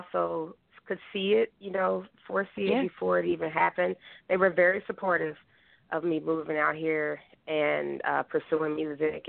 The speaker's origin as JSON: {"language": "English", "town": "Kansas City", "region": "Missouri", "country": "United States", "moved": "as an adult", "lives_now": "Philadelphia, United States", "said": "I'm from Kansas City, Missouri, and I did have bands out there"}